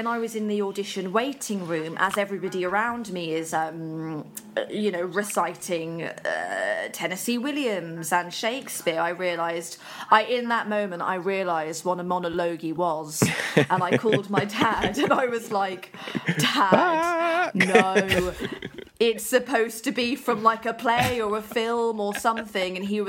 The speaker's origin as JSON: {"language": "English", "town": "Birmingham", "region": "West Midlands", "country": "United Kingdom", "said": "I'm originally from Birmingham."}